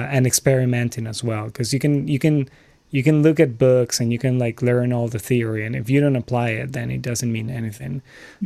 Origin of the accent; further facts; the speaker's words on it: Lima, Peru; moved away; I'm originally from Lima, Peru